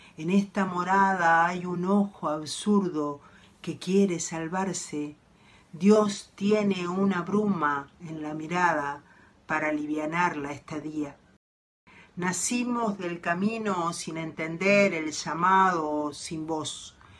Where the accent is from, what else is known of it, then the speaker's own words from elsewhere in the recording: Montevideo, Uruguay; soy de Montevideo, Uruguay